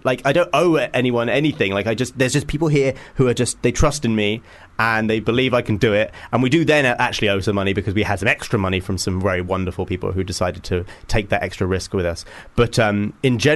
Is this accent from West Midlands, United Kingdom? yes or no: no; Hitchin, East of England, United Kingdom; a fellow Hitchinite